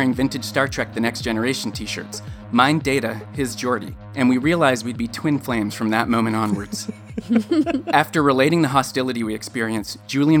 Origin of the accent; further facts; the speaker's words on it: Canada; accent: thick Canadian; my thick Canadian accent